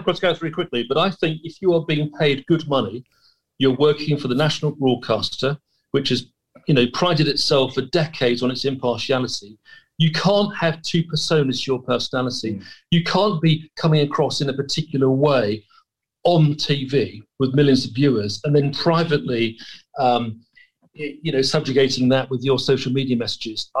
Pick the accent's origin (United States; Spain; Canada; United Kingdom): United Kingdom